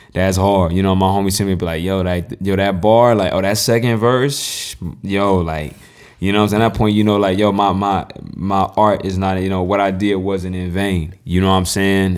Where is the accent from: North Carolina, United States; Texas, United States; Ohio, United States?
North Carolina, United States; I'm from North Carolina